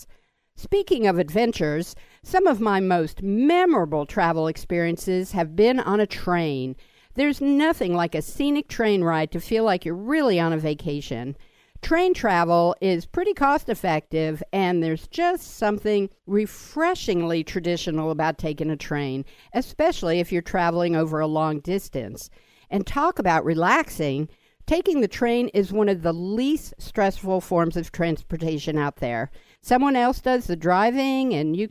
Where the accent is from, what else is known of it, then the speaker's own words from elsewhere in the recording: Washington, District of Columbia, United States; I grew up in Washington, D.C.